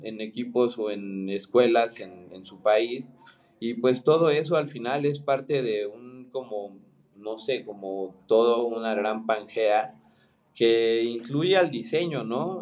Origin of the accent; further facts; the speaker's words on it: Mexico; also born or lived in Argentina; soy mexicano, soy diseñador